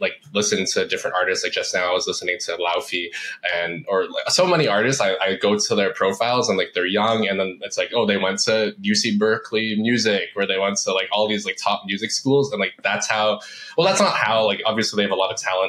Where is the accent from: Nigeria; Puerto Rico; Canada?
Canada; Toronto, Ontario; moved away as an adult; also born or lived in Vancouver, Canada; moved from where I grew up in the Toronto area to Vancouver.